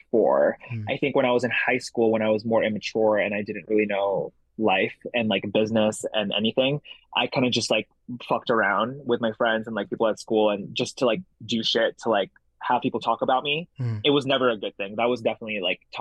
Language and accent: English; San Gabriel, California, United States; English is a second language; also born or lived in Jakarta, Indonesia / Boston; I grew up in San Gabriel, California